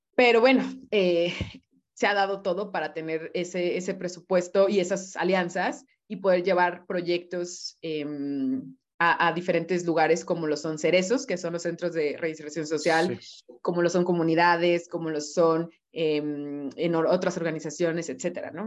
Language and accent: Spanish; Mexico; lo afortunados que somos em, como mexicanos